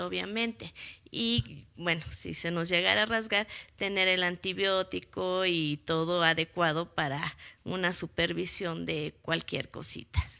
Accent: Mexico; nosotros somos mexicanos

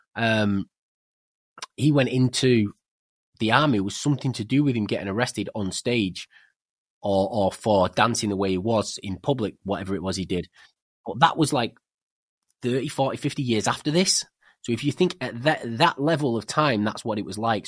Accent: England, United Kingdom; also born or lived in Spain; I'm English

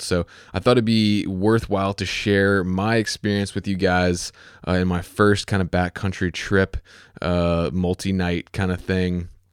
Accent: Virginia, United States; also born or lived in Chesapeake, Virginia; my home state is Virginia

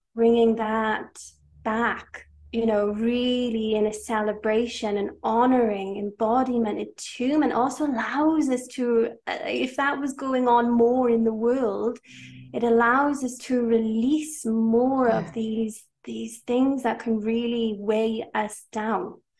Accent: Wales, United Kingdom; I am from Wales. I am Welsh to a Welsh father and half Hungarian mother. I am now living in Wales

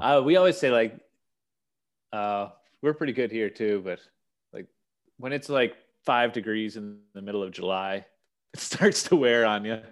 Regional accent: Summerside, Prince Edward Island, Canada; also born or lived in Newfoundland / Ontario; I'm from Summerside, Prince Edward Island

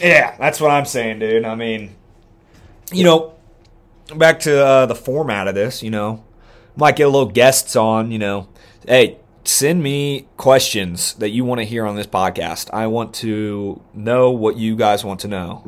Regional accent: near Dayton, Ohio, United States; moved away; in Dayton, my like, damn near my hometown

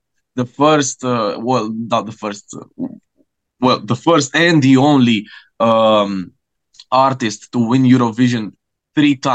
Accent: Romania; first language Romanian; English is a second language; my native language

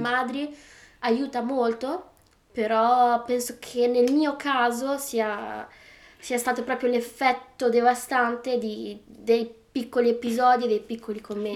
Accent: Bologna, Emilia-Romagna, Italy; accent: Bolognese; first language Italian; moved away as an adult; now in United Kingdom; io parlavo con un accento veramente più, più bolognese, con l'accento più bolognese che ci fosse

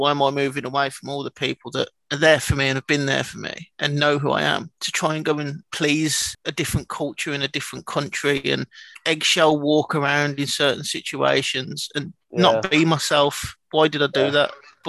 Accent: Birmingham, West Midlands, United Kingdom; moved away as an adult; I love Tisley. I grew up in Tisley.

